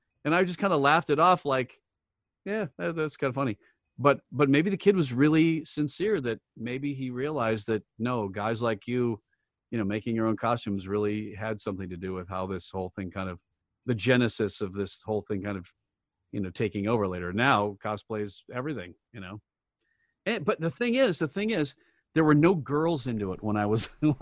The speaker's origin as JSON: {"language": "English", "town": "Sioux Falls", "region": "South Dakota", "country": "United States", "tie": "born or raised there", "moved": "yes", "said": "I'd done this in Sioux Falls, my hometown"}